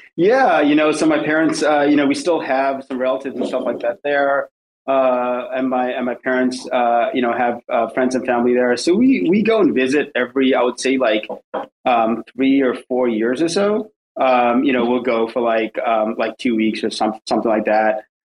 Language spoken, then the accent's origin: English; New Jersey, United States; also born or lived in Southampton, United Kingdom; now in New York City, United States; then we moved to New Jersey, and that's kind of where I grew up most of my life, most of my child, most of my childhood, uh, going to middle school mm. and uh, high school